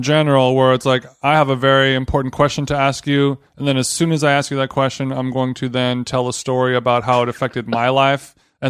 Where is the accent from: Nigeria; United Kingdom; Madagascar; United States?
United States; Huntington Beach, California; my house growing up in Huntington Beach